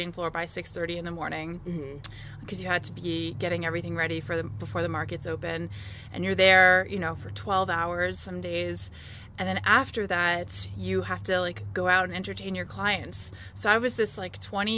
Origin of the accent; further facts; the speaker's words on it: Connecticut, United States; now in Colorado, United States; I grew up in Connecticut